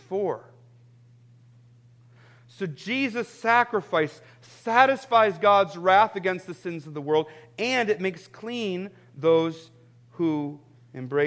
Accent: United States; I'm actually proud to be an American

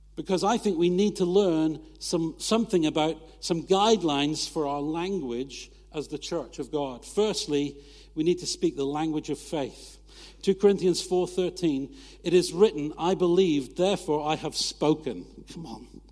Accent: United Kingdom; we're British

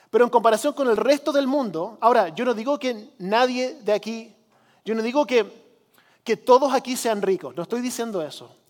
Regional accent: Chile; Algunos de ustedes saben que yo crecí como misionero en Chile, en los 80 país del tercer mundo

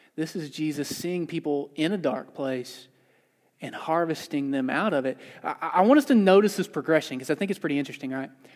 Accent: the South, United States; moved away as an adult; I grew up in the South. I moved out here three years ago.

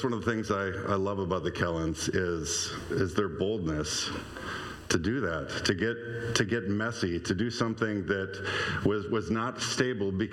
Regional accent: Stoughton, Wisconsin, United States; moved away as an adult; I grew up in Lakeview in Stoughton, and even when I went into my 20s and moved away

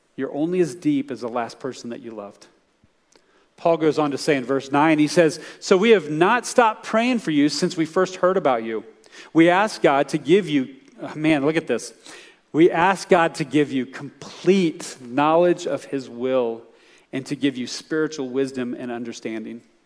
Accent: United States; as American believers

